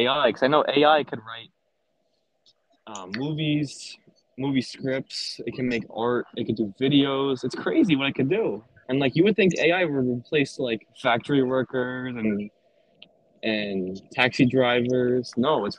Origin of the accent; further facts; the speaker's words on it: Nassau County, Long Island, New York, United States; I'm from Nassau County in Long Island